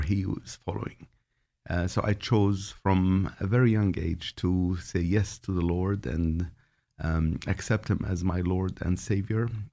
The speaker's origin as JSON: {"language": "English", "country": "Jordan", "tie": "born or raised there", "said": "I was born in Jordan"}